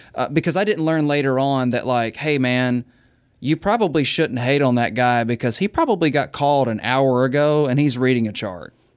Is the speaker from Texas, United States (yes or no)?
no; Mississippi, United States; moved away; I'm from Mississippi, dude. Like, I grew up kind of broke.